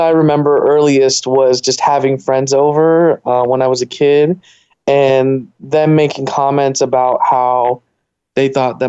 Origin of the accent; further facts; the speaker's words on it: Ohio, United States; Yeah, well, yeah, we were a small community in my town, and I would say in a lot of the cities in Ohio, there were small communities, and they've grown, definitely.